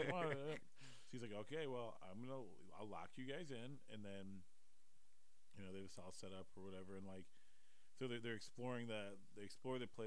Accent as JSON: {"language": "English", "town": "Detroit", "region": "Michigan", "country": "United States", "tie": "born or raised there", "said": "I'm from Detroit."}